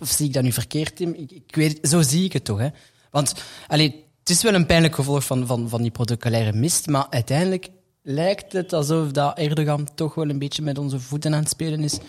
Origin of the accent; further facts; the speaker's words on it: Brussels, Brussels-Capital Region, Belgium; we ons allemaal of alle vier als Brusselaar kunnen bestempelen